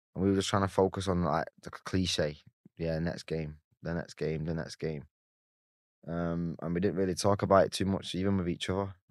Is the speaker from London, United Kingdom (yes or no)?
no; Salford, North West England, United Kingdom; I grew up in Salford.